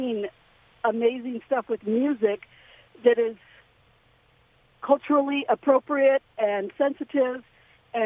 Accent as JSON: {"language": "English", "town": "Pasadena", "region": "California", "country": "United States", "tie": "born or raised there", "also_born_or_lived": "Whittier"}